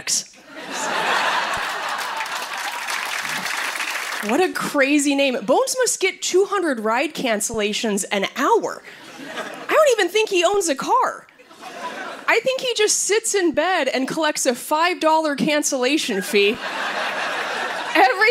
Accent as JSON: {"language": "English", "town": "Spokane", "region": "Washington", "country": "United States", "moved": "yes", "said": "I'm from Spokane, Washington, originally."}